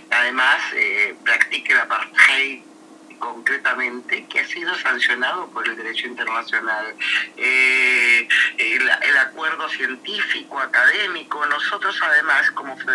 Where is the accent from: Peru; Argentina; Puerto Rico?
Argentina